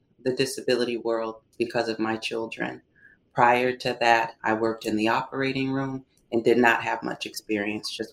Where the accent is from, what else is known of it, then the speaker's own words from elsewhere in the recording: Seattle, Washington, United States; I'm born and raised in Seattle